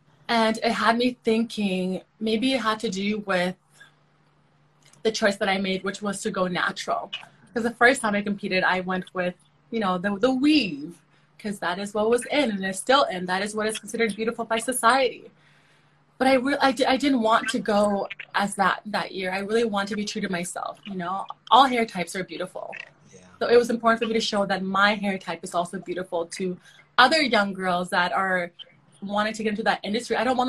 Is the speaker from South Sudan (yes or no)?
yes; South Sudan; now in Canada; I am originally from South Sudan. So my heritage is South Sudanese, but I'm a Canadian citizen. I'm a Canadian. I've been living in Canada for over 20 years now.